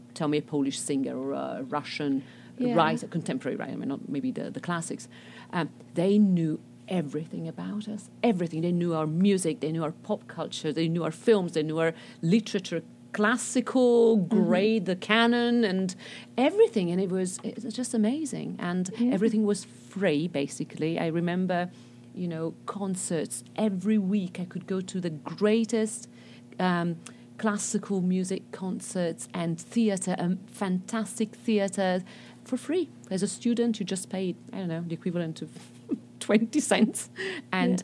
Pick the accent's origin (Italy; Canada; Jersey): Italy; Rome, Lazio; first language Italian; English is a second language; moved away as an adult; also born or lived in New York City / Waltham, Massachusetts; now in South Carolina, United States; I was born in Rome, downtown Rome.